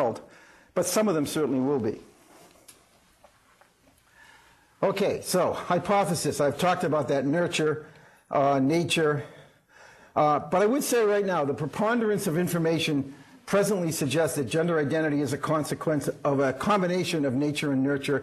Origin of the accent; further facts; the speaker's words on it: Melrose, Massachusetts, United States; When I was growing up in Melrose, Massachusetts, kind of blue collar, middle class